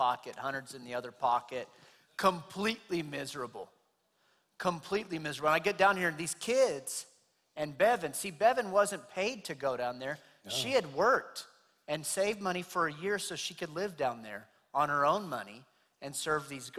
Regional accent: Clovis, United States; I'm from Clovis, right down the street, born and raised

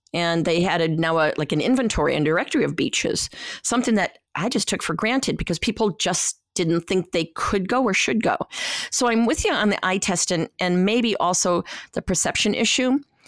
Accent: Lake Erie, United States; I mean, I come from Lake Erie where algal blooms are a problem

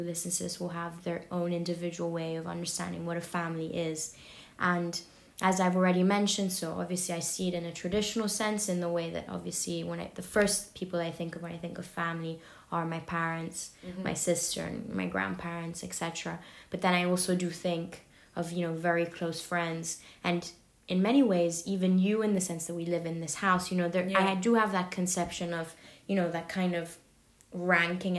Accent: London, United Kingdom; moved away; growing up in London

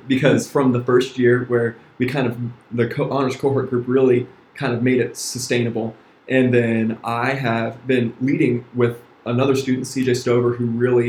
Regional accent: Dublin, Ohio, United States; I grew up in Dublin, Ohio.

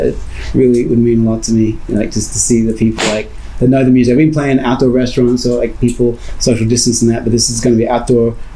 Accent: Brisbane, Queensland, Australia; moved away as an adult; now in San Diego, United States; that was my hometown.

